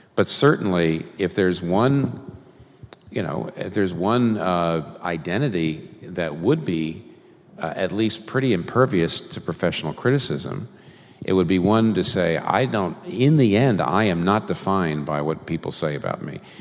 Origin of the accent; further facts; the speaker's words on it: United States; I'm a Christian first and I'm an American second